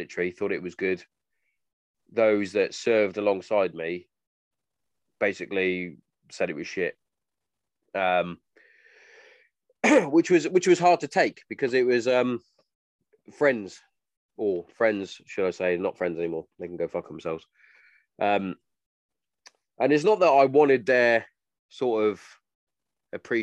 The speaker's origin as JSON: {"language": "English", "region": "England", "country": "United Kingdom", "said": "I'm English"}